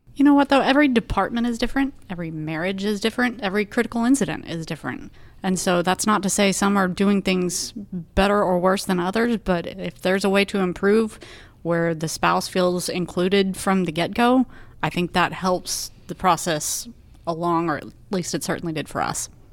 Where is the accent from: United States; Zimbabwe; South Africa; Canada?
United States; Arlington, Texas; now in Austin, United States; I grew up in Arlington, Texas, which is roughly halfway between Dallas and Fort Worth